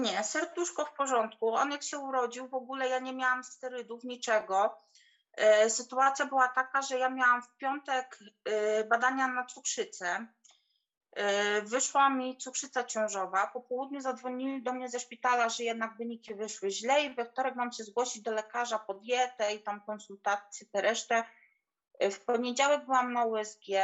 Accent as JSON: {"language": "Polish", "country": "Poland", "moved": "as an adult", "lives_now": "England", "said": "w Polsce pochodzę z małej, z małej wioski"}